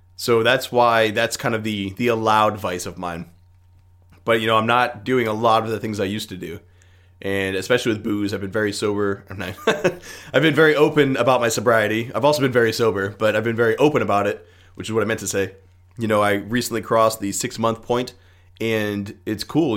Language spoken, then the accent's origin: English; United States